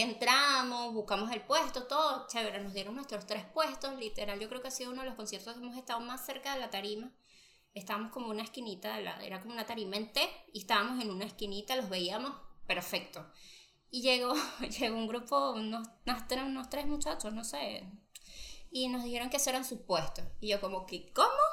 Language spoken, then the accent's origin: Spanish; Venezuela; moved away; Allá en Venezuela